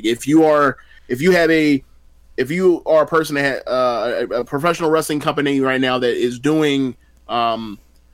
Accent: United States; me as an American

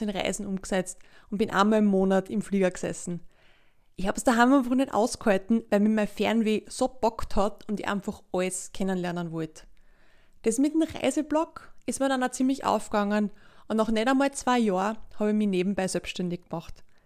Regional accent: Leoben, Styria, Austria; also born or lived in Kapfenberg; Ich bin dort in Leoben, in der zweitgrößten Stadt also aufgewachsen und zur Schule gegangen.

